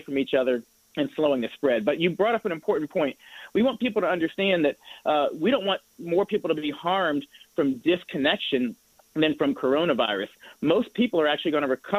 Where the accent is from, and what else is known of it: Indianapolis, Indiana, United States; born or raised there; moved away